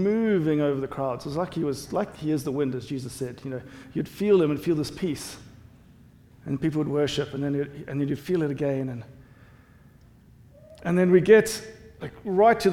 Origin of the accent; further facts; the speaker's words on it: South Africa; accent: South African English; now in United States; I'm South African, South African English.